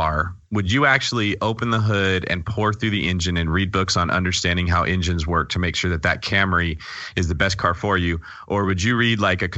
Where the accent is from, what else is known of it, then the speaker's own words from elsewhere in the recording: California, United States; as a Californian